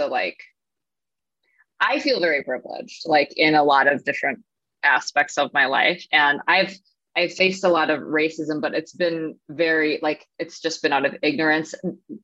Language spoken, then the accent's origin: English; Minnesota, United States; moved away as an adult; now in San Diego, United States; I'm from Minnesota. Like, I just moved here.